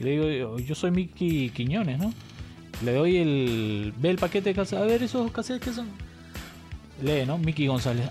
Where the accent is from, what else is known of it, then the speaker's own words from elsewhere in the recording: Cusco, Peru; yo nací en Cusco